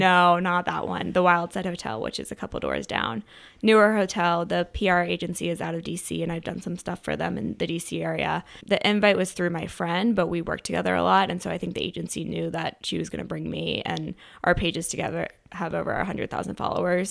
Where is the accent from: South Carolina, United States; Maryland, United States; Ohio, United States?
Maryland, United States; Chevy Chase; I grew up in Montgomery County, so Chevy Chase, Maryland.